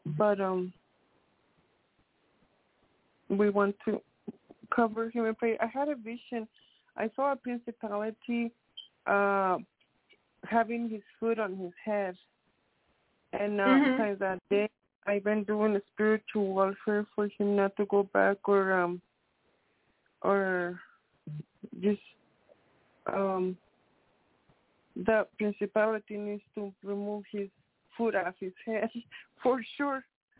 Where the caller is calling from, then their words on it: Colorado, United States; from Colorado.